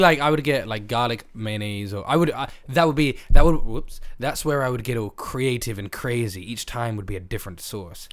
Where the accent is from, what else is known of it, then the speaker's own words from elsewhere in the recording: England, United Kingdom; my experience as an English guy is biased